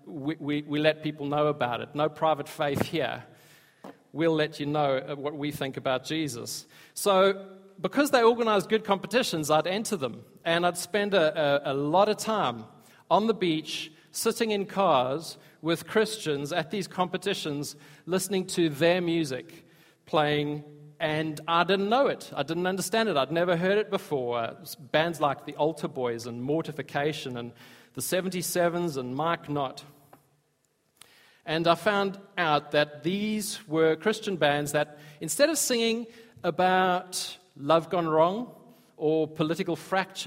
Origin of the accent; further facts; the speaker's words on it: South Africa; I grew up in South Africa